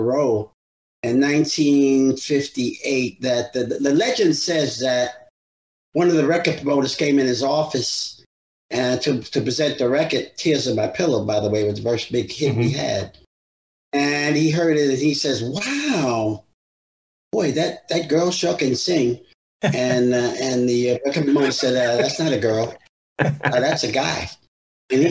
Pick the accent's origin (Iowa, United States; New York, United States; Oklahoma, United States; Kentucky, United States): New York, United States; New York City; accent: New York City English; moved away as an adult; also born or lived in California / Las Vegas; now in Boca Raton, United States; originally I'm from Brooklyn